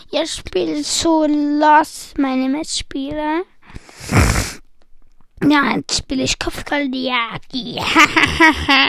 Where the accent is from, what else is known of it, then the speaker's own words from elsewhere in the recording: Switzerland; Weil ich bin nicht Deutscher, ich bin Schweizer